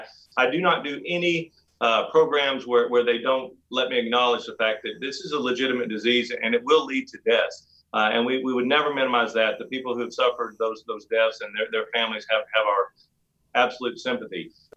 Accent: Oklahoma, United States; also born or lived in England / Norway; No, I'm originally from Northeast Oklahoma. My dad was with Phillips Petroleum. And we went overseas to England and Norway, and I graduated high school there. Then I came back to the States for college.

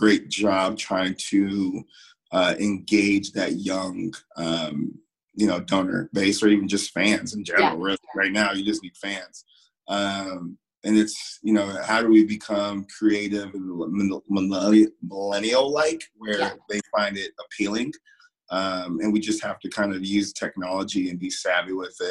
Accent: Florida, United States; moved away as an adult; I'm coming from Florida

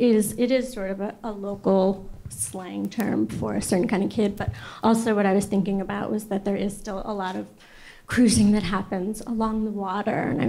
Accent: New York City, New York, United States; I grew up in Flatbush, in the 80s and the 90s

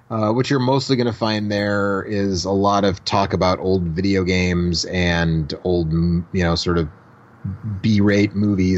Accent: Milwaukee, Wisconsin, United States; my hometown of Milwaukee, Wisconsin

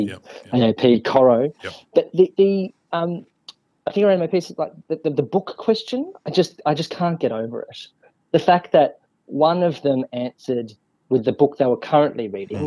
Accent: Australia; now in Wellington, New Zealand; as an Australian with compulsory voting.

